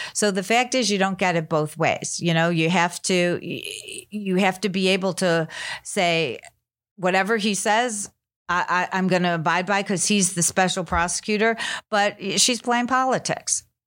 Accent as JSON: {"language": "English", "town": "Chicago", "region": "Illinois", "country": "United States", "said": "I'm from Chicago"}